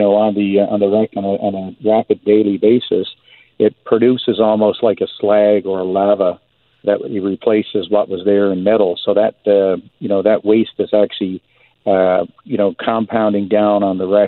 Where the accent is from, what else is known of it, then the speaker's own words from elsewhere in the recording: Newfoundland and Labrador, Canada; growing up in Newfoundland